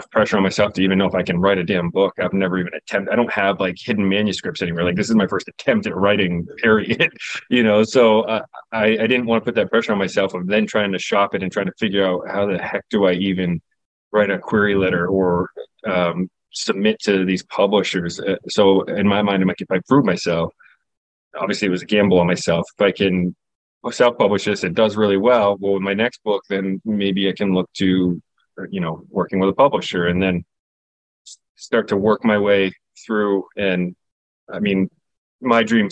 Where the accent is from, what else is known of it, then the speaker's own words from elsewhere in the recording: Newport, New Hampshire, United States; Newport is actually my hometown growing up. So it's a real town in New Hampshire